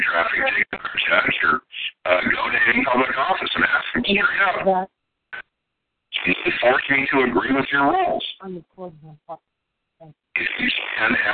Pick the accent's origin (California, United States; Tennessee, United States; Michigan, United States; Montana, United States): Montana, United States; raised in Montana in farm communities and very small cities